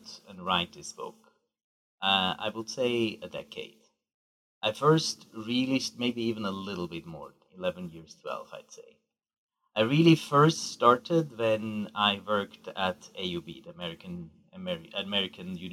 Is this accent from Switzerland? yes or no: yes; Switzerland; also born or lived in Geneva; I grew up in Switzerland to a Swiss mother and an Iranian father